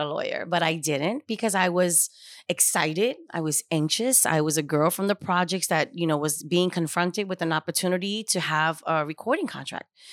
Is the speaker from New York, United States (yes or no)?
yes; New York City, New York, United States; was born and raised in Spanish Harlem